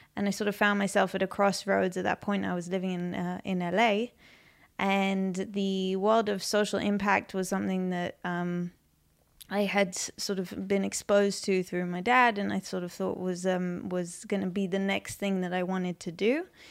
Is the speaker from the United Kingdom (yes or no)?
yes; London, United Kingdom; moved away as an adult; also born or lived in United States; now in Israel; Um, so I grew up in London. Um, I grew up in West London.